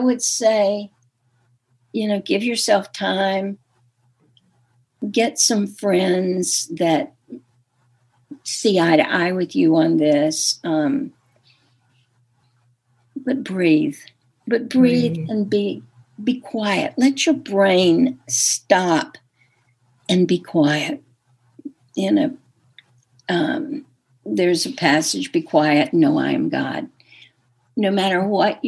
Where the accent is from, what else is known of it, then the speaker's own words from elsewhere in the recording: the South, United States; I'm from the South